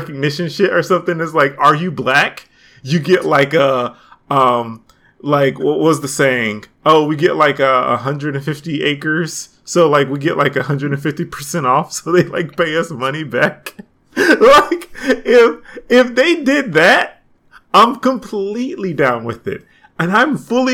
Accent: Atlanta, Georgia, United States; grumpy Atlanteans like myself

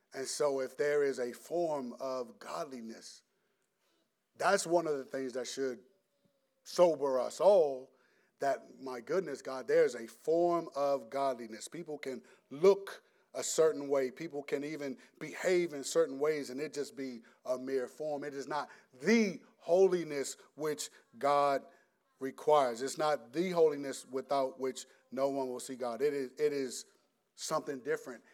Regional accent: United States; we're American

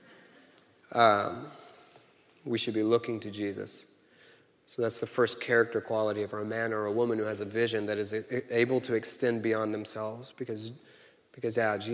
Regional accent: Kansas City, United States; I'm from Kansas City

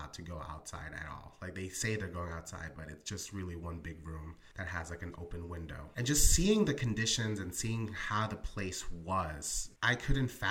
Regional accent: Philadelphia, Pennsylvania, United States; also born or lived in Colombia; Grew up in North Philadelphia, Northeast Philly, and currently reside in West Philadelphia

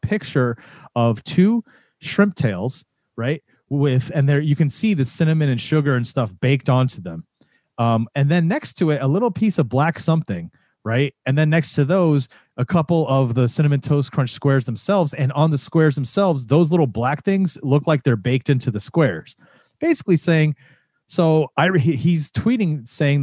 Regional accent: Florida, United States; you and I grew up in Florida

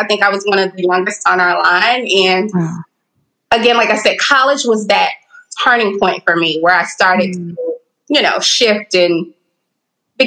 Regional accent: Dallas, Texas, United States; I grew up in Texas and Dallas. I'm a Dallas girl

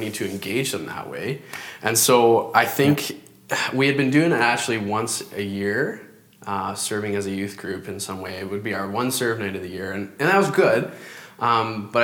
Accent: Parry Sound, Ontario, Canada; moved away as an adult; I'm actually from Ontario, born and raised there

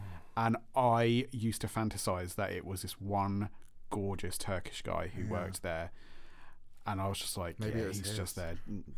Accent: Faversham, South East England, United Kingdom; I visited my hometown. And I completely forgot. I was like just kind of having a wander around. It's in Faversham, in Kent.

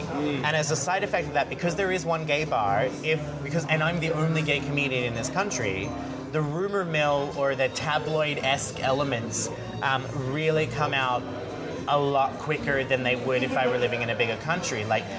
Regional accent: Australia; accent: Americanized; now in United States; even though I have a very Americanized accent now because nobody could understand me when I first moved here, I'm Australian. Growing up in Australia, they love the underdog.

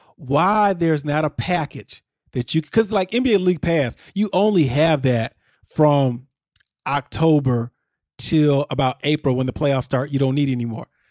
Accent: near Chicago, Illinois, United States; I grew up near Chicago

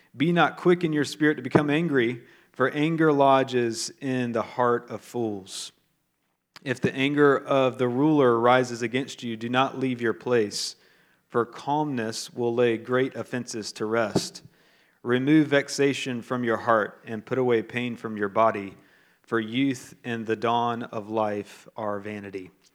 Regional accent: the South of the United States, United States; I'm from the South of the United States

